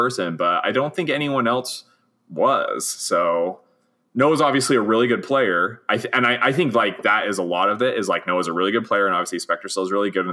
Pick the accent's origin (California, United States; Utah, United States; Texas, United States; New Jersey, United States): Utah, United States; Hoytsville; I am a hick from Hoytsville